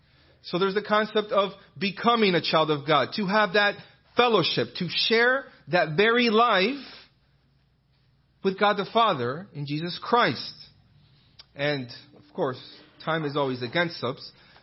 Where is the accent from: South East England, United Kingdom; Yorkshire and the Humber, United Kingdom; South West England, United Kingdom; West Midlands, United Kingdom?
South West England, United Kingdom; Bristol; And, oh, where's that accent from? Oh, I'm from Bristol in England.